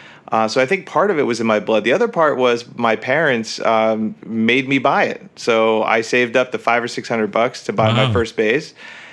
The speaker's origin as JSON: {"language": "English", "region": "New Jersey", "country": "United States", "tie": "born or raised there", "said": "Yep, that's right, Northern New Jersey."}